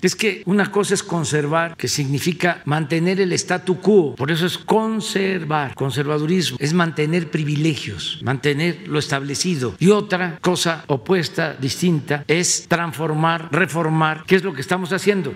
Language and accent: Spanish; Tepetitán, Tabasco, Mexico; now in Mexico City, Mexico; mi pueblo, en Tepetitán